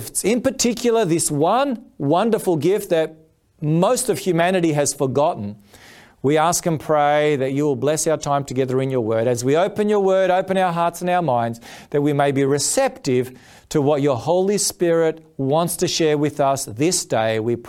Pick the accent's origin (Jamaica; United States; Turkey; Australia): Australia; Footscray, Victoria; And so I was born in Footscray, there in the western suburbs of Melbourne. And I have been blessed for these past 48 years to live in this wonderful country of Australia.